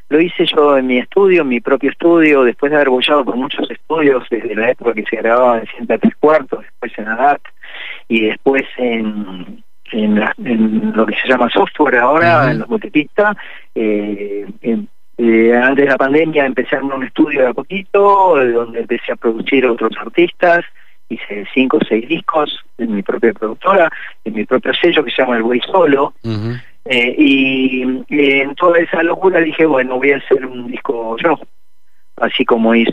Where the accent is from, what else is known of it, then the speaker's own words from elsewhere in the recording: Mendoza, Argentina; que realmente Mendoza, con todo eso que como mendocino también que me siento, con todas esas cosas feísimas que tiene Mendoza